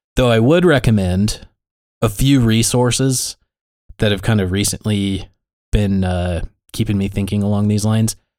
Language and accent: English; United States; my experience as an American ex-Christian